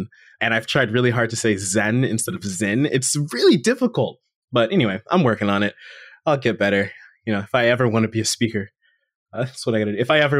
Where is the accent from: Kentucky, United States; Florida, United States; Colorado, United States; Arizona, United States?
Florida, United States; born there; I was born in South Florida, so I am your friendly local Florida man. You know, I no longer reside there